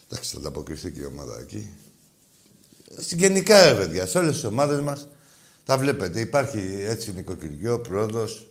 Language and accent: Greek; Piraeus, Attica, Greece; μεγάλωσα στην Αγία Σοφιά, έτσι στα μανιάτικα